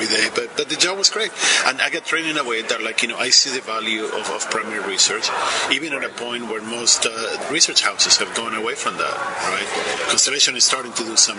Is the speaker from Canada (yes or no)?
no; Argentina; I was born in Argentina